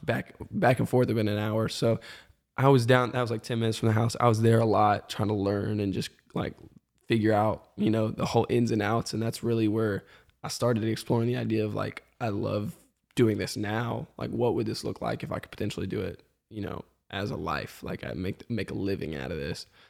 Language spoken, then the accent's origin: English; Marietta, Georgia, United States; also born or lived in Birmingham, Alabama; moved to the, like, Metro Atlanta area up in Kennesaw, Marietta